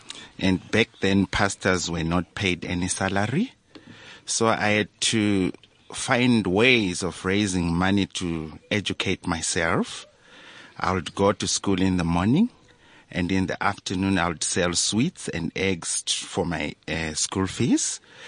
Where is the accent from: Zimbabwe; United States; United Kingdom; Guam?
Zimbabwe; now in South Africa; I am an ordained pastor of the Apostolic Faith Mission of South Africa, a Zimbabwean by birth, but now a South African permanent resident.